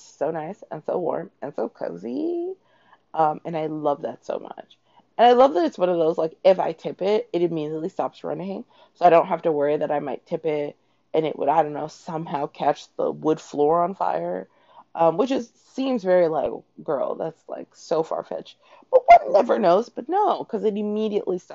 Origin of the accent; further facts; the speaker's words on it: Toronto, Ontario, Canada; now in New York City, United States; I grew up in Toronto.